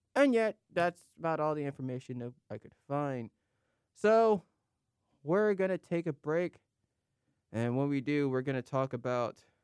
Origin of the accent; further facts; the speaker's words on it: South Carolina, United States; I'm from South Carolina